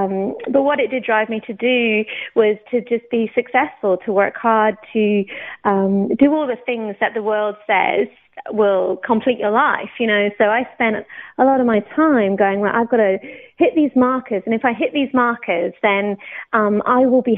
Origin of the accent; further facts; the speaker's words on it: Oxford, South East England, United Kingdom; also born or lived in Newcastle / Banchory, Scotland; now in Australia; I'm not Australian. I was born in the UK. I was actually born in Newcastle, brought up in Oxford until I was about 10, and then we moved up to Scotland.